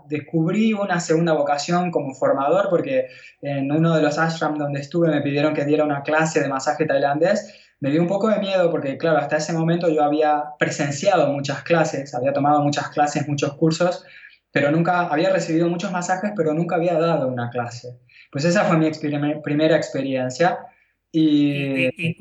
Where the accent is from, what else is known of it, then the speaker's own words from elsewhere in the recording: Buenos Aires, Argentina; moved away as an adult; also born or lived in India; now in Catalonia, Spain; podría haber vuelto a, Buenos Aires, pero yo sabía que el último lugar donde yo quería estar era donde yo nací